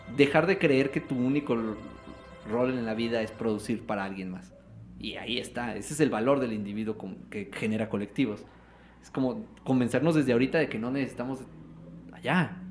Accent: Mexico

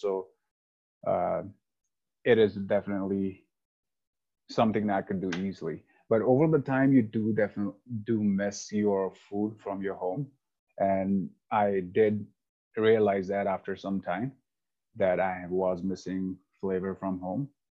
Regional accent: India; moved away as an adult; also born or lived in Taiwan / Denver, Colorado; now in Highlands Ranch, United States; I lived rest of my life in India, where I was born and brought up

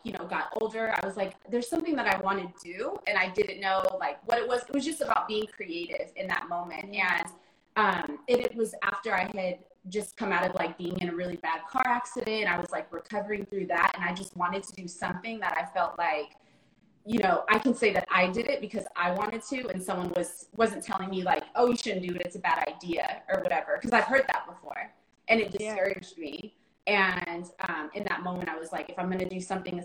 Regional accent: Bay Area, California, United States; moved away as an adult; now in New York, United States; I'm from the Bay Area, but I currently reside in New York. Born and raised in the Bay Area

